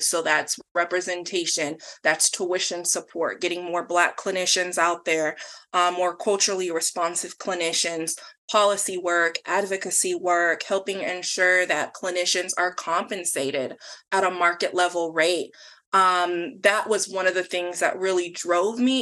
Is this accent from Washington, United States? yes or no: yes; Tacoma, Washington, United States; So I am born and raised in Washington. I was born in Tacoma at Mary Bridge Hospital